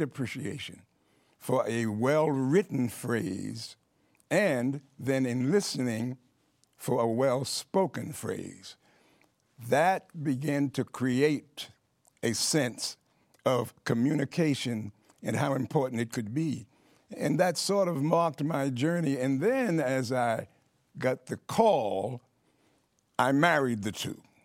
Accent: New York City, New York, United States; I grew up in Harlem in New York City

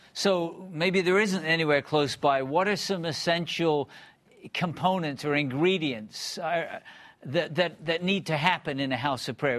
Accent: Bristol, South West England, United Kingdom; I grew up in Bristol, England

